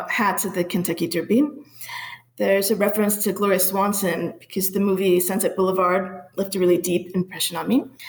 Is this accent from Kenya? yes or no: no; Panama; also born or lived in Pittsburgh / Minneapolis; now in Phoenix, United States; I was born in Panama, and then I lived in Pittsburgh and Minneapolis before I came here to the Valley.